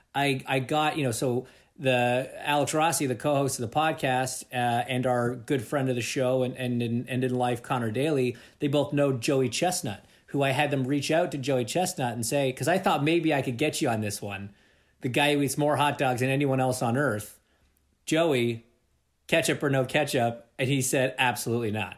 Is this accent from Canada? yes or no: yes; Toronto, Ontario, Canada; I'm from Toronto